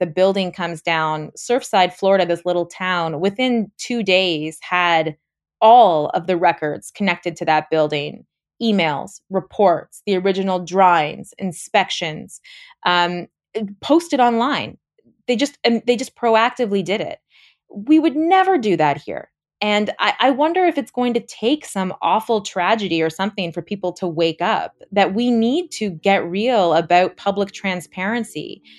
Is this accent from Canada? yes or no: yes; Canada; trying to get that information as a Canadian journalist was so difficult.